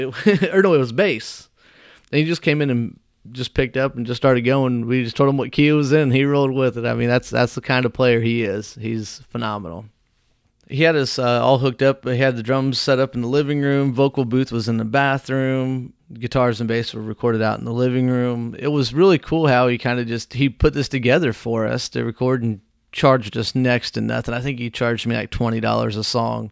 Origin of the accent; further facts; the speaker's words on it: Whitehall, United States; my hometown of Whitehall